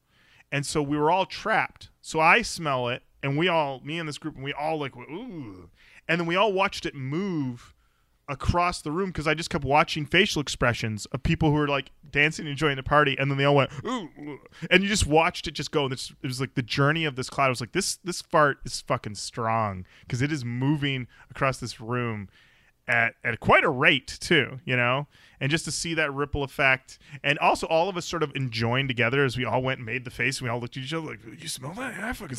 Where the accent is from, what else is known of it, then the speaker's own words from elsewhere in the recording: Michigan, United States; I was born in Michigan?